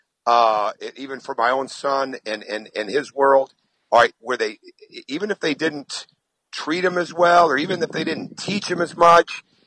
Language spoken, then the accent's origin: English; Michigan, United States; I grew up in Michigan